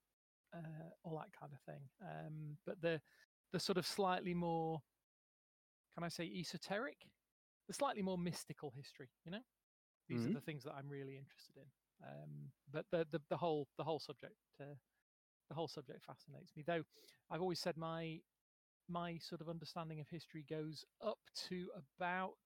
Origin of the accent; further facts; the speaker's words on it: United Kingdom; first language English; as a as a British person, I only really speak English.